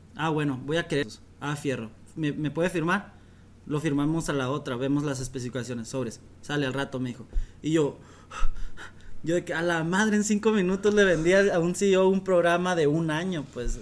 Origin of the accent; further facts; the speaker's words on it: Mexico; moved away; also born or lived in Dominican Republic; yo voy como todo mexicano